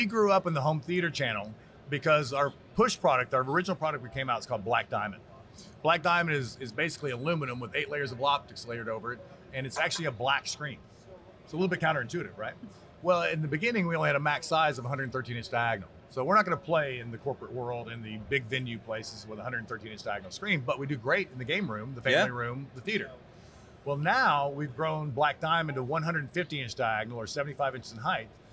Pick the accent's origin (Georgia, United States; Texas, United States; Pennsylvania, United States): Texas, United States; I'm from Texas